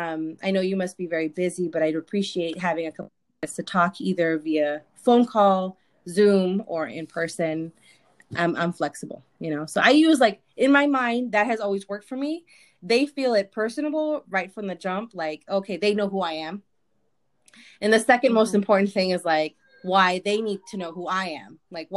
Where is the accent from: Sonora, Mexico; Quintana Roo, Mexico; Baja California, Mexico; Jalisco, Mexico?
Sonora, Mexico; You know, I'm from Sonora and I have this and I'm first gen too.